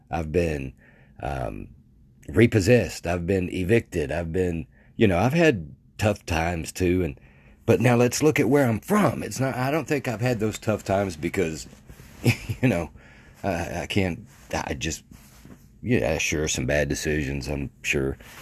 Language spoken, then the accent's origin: English; Mandeville, Arkansas, United States; I grew up in Mandeville, Arkansas.